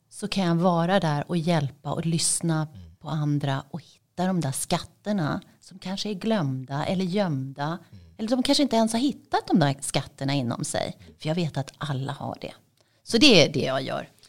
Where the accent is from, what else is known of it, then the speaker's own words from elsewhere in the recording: Sweden; moved away as an adult; also born or lived in Dubai; Mitt hemland är ju Sverige men det var där jag bodde och där hade jag bott